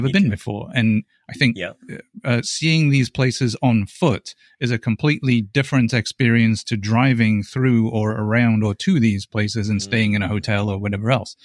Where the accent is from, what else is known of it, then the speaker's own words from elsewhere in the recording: England, United Kingdom; now in United States; I'm English, so I go back to England and I race over in England.